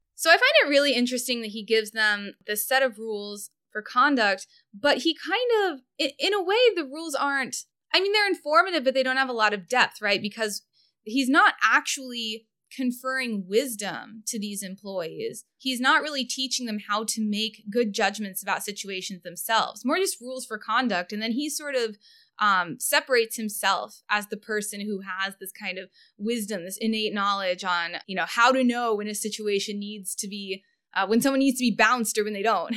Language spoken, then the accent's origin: English; Kansas City, United States; I'm from Kansas City